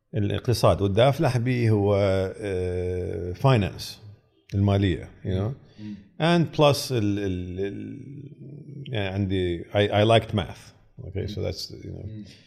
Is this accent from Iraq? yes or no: yes; Iraq; moved away as an adult; also born or lived in United States; انا تخرجت من امريكا وقاعد بنصهم وعراقي